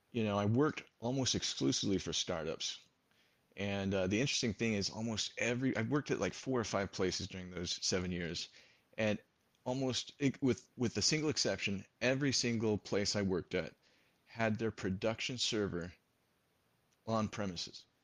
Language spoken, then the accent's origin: English; San Jose, California, United States; born there; I was born in San Jose, California.